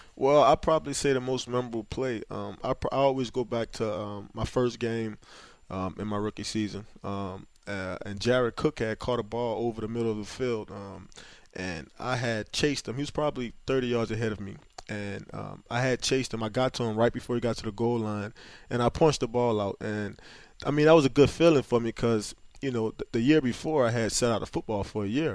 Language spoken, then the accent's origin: English; Louisiana, United States; born or raised there